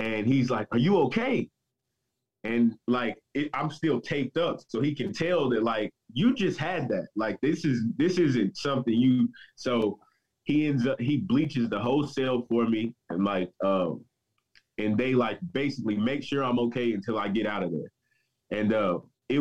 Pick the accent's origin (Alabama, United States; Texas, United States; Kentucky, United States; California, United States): Kentucky, United States; Southern; I grew up in Southern Kentucky